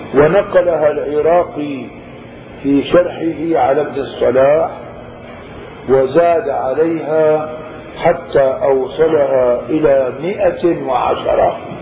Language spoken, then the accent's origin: Arabic; Syria; عندنا في الشام